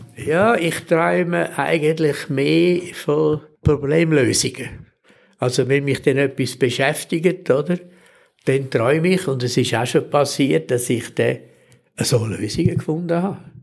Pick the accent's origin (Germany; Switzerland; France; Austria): Switzerland; als Schweizer